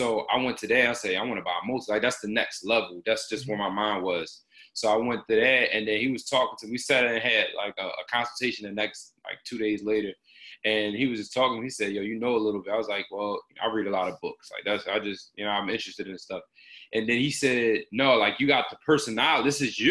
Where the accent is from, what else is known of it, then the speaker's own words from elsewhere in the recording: Philadelphia, Pennsylvania, United States; I'm from Philly. So I'm kind of like on a couple different angles. So I'm from like uptown area of Philly. So my parents split when I was young. So my dad lived in Mount Airy.